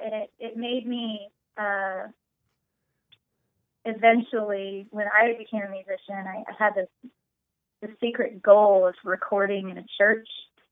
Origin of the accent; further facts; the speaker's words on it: Pacific Northwest, United States; moved away as an adult; also born or lived in China / Austin, Texas; I was raised mostly in the Pacific Northwest